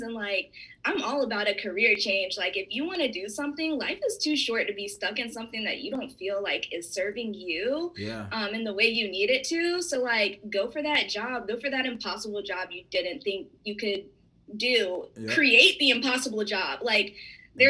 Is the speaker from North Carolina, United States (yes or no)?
yes; Raleigh, North Carolina, United States; I was raised in North Carolina, so Raleigh area. Shout out to Garner.